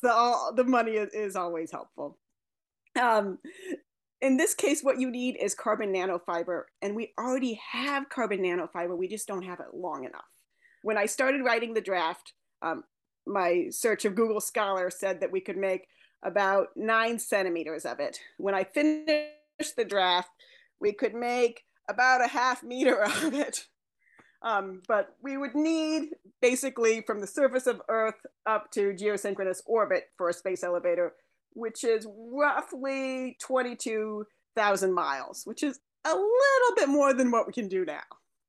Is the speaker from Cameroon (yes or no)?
yes; Cameroon; And so I grew up in West Africa, in Cameroon, and the part of Cameroon I lived in was similar culturally to Appalachia in the United States